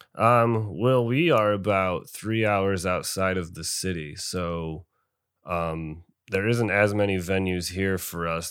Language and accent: English; Binghamton, New York, United States; I am from Binghamton, New York